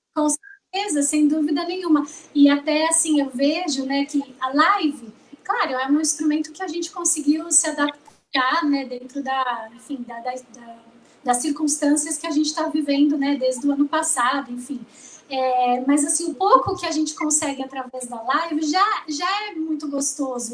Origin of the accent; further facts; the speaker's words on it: São Bernardo do Campo, São Paulo, Brazil; now in São Paulo, Brazil; Eu moro em São Paulo, mas eu sou nascida em São Bernardo